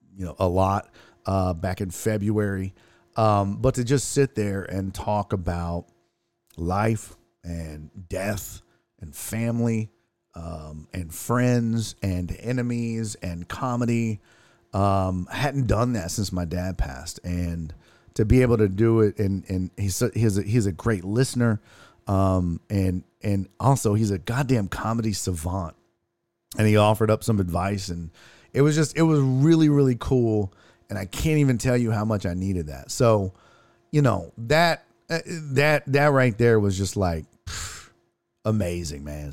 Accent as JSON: {"language": "English", "town": "Houston", "region": "Texas", "country": "United States", "tie": "born or raised there", "said": "I grew up in Houston"}